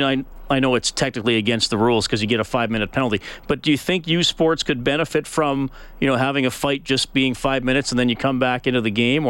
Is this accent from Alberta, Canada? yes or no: yes; Evansburg, Alberta, Canada; when I was a kid growing up in Evansburg.